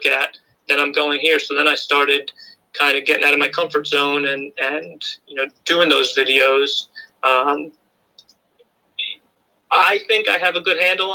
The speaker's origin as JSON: {"language": "English", "town": "Washingtonville", "region": "New York", "country": "United States", "tie": "born or raised there", "also_born_or_lived": "Albany, New York / Port Jervis, New York", "said": "I grew up in Washingtonville, New York."}